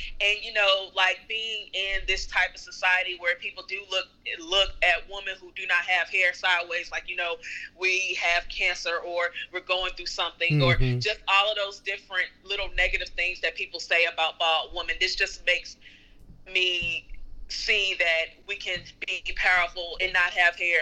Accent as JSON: {"language": "English", "town": "Greensboro", "region": "North Carolina", "country": "United States", "said": "I am from Greensboro, North Carolina"}